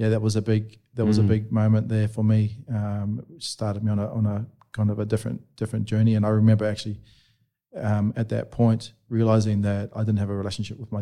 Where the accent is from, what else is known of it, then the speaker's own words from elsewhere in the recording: New Zealand; Growing up in New Zealand, I went to this, I did this course.